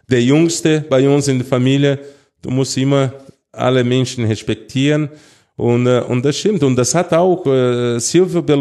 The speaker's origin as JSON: {"language": "German", "country": "Brazil", "tie": "born or raised there", "also_born_or_lived": "Munich, Germany", "second_language": "German", "moved": "yes", "said": "Also klar, Brasilien, äh, bin aufgewachsen in Brasilien, in Brasilien geboren, aber die Zeit, dass ich hier in Deutschland gelebt habe äh, und sogar in München, das sechs Jahren war, es war sehr schön."}